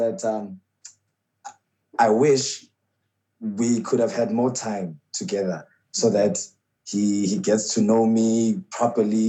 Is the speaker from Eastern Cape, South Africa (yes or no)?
yes; Port Elizabeth, Eastern Cape, South Africa; now in Johannesburg, South Africa; So my grandmother took us to PE, and that's where I was raised